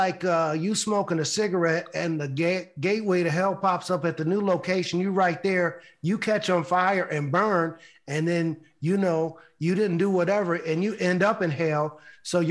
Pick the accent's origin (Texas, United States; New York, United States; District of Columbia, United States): New York, United States; Buffalo; my hometown, Buffalo, New York